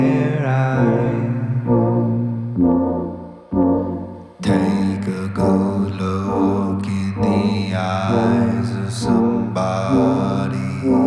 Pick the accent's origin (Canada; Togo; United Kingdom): United Kingdom; the north of England; we're from Up North.